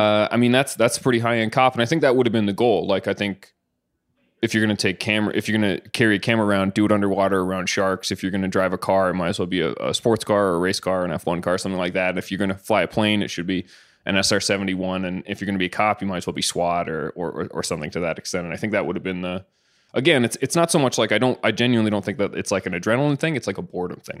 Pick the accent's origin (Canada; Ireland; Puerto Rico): Canada; Caledonia, Ontario; I grew up in a little town called Caledonia